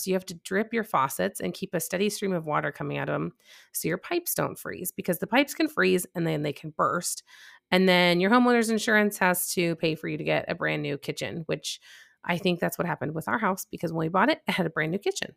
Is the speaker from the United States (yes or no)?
yes; Chicago, Illinois, United States; moved away as an adult; now in North Texas, United States; I'm from Chicago. I'm used to the cold temperatures